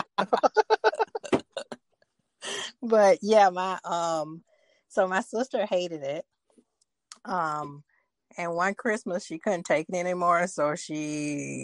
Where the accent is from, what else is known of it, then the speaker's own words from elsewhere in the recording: Atlanta, Georgia, United States; I am from Atlanta